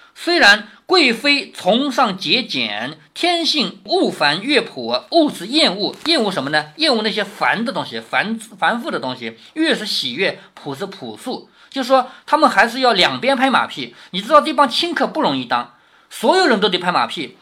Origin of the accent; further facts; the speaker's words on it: China; 我们中国人都喜欢那种祥云那种感觉